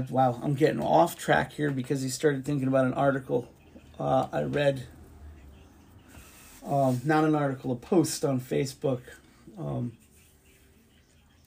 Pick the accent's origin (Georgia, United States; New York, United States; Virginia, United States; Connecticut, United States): Connecticut, United States; Bridgeport; Here in my hometown Bridgeport